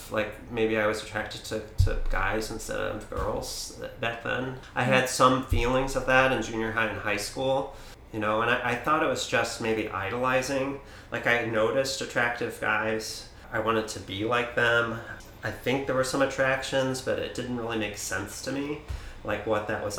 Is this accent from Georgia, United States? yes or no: no; St. Louis, Missouri, United States; now in Kalamazoo, United States; I was born in St. Louis, Missouri, youngest of 5 kids, and lived kind of a Midwestern typical suburb family.